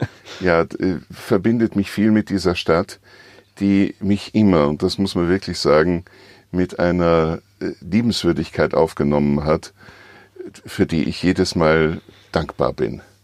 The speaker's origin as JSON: {"language": "German", "region": "Vienna", "country": "Austria", "moved": "as an adult", "lives_now": "Switzerland", "said": "ich vermisse natürlich meine Heimat Wien"}